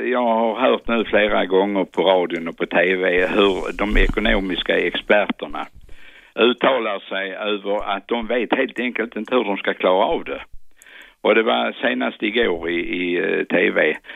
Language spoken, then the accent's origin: Swedish; Skåne, Sweden; Jag, skry, jag är skåning, men jag skryter aldrig.